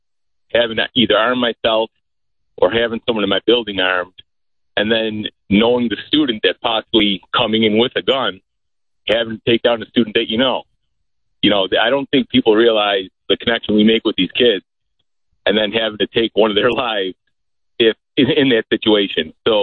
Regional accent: Buffalo, New York, United States; I'm from Buffalo, New York

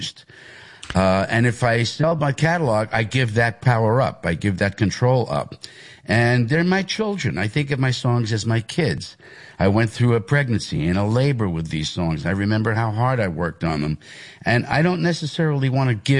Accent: Hicksville, New York, United States; I am from Hicksville. That's where I went to school. That was my home area

